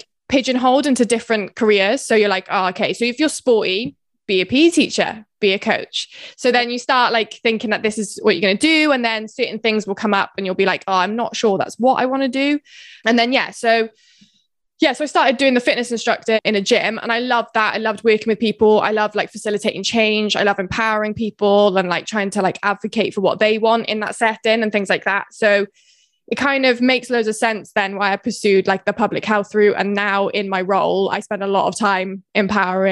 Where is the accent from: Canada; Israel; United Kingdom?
United Kingdom; Herefordshire, West Midlands; moved away as an adult; also born or lived in Bath; now in Swansea, United Kingdom; I'm originally from Herefordshire, but I went to uni in Bath